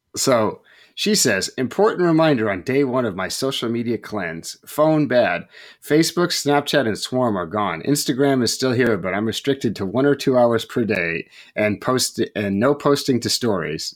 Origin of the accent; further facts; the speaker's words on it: West Coast, United States; I'm from the West Coast.